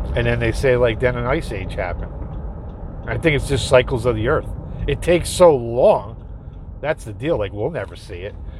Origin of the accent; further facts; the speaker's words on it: Dutchess County, New York, United States; my hometown down south a little more in Dutchess County, New York